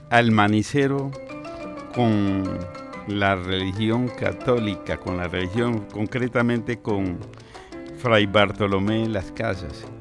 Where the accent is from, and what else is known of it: Colombia